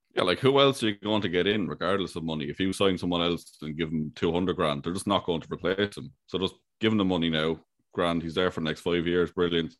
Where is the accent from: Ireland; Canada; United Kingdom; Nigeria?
Ireland